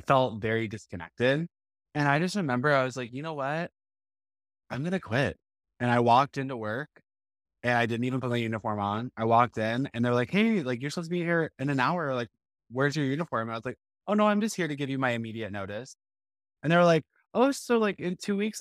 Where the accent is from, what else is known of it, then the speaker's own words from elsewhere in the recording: Texas, United States; I grew up in Hodo, Texas, which is a suburb of Boston